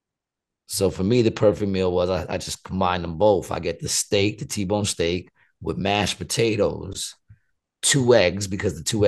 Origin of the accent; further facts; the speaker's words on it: New York City, New York, United States; we're in Astoria, my hometown.